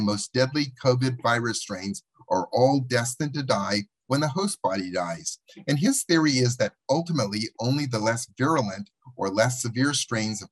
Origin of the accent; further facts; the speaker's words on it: Los Angeles, California, United States; Los Angeles, my hometown